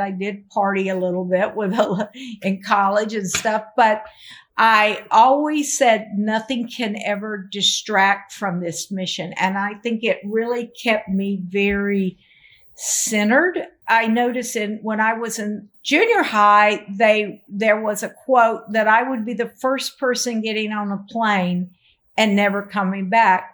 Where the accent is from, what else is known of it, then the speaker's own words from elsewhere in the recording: the South, United States; I'm from the South